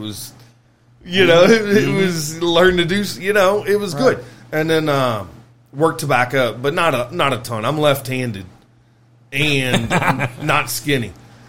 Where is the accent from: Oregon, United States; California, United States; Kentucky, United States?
Kentucky, United States; also born or lived in Lexington; as far as where I'm from, I was born in Lexington, raised there till I was five. My brother was three, and my parents, my dad's family's all Marion County. And my mom's family is all Ashland, Kentucky.